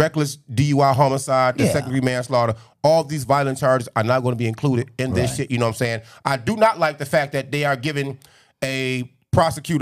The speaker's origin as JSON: {"language": "English", "town": "Chicago", "region": "Illinois", "country": "United States", "said": "We're from Chicago, the city of pimping"}